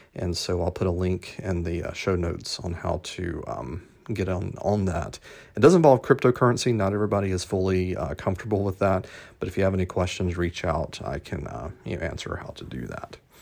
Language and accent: English; Atlanta, Georgia, United States; my hometown, A T L